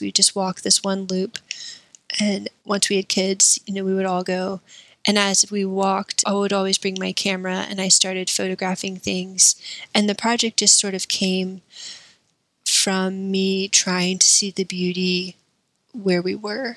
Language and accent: English; Columbia, South Carolina, United States; moved away as an adult; also born or lived in Tupelo, Mississippi; I was raised in South Carolina